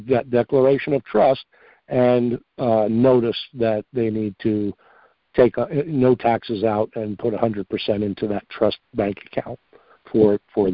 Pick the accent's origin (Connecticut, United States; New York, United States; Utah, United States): New York, United States; Long Island; moved away; also born or lived in Mineola, New York / Massapequa, New York / Ronkonkoma, New York; I grew up in New York. That's where I'm from originally as well. I grew up on